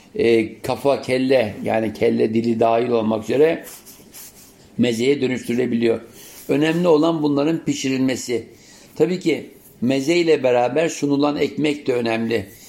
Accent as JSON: {"language": "Turkish", "region": "Istanbul", "country": "Turkey", "tie": "born or raised there", "said": "İstanbul'a ilk geldiğim yıllarda 7'li 8'li yaşlarımdayken"}